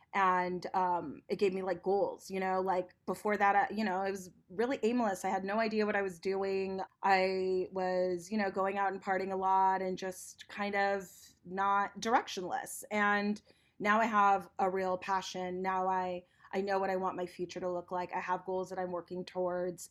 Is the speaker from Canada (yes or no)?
no; Los Angeles, California, United States; I'm born and raised in Los Angeles